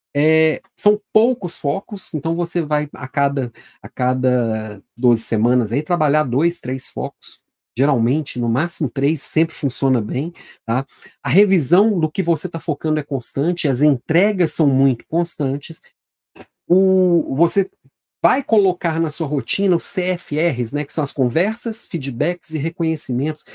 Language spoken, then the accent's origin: Portuguese; Minas Gerais, Brazil; Também sou mineiro